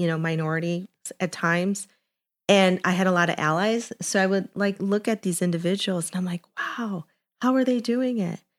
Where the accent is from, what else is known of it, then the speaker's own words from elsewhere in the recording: Chicago, Illinois, United States; I am half Colombian, half Mexican, born and raised in Chicago in Little Village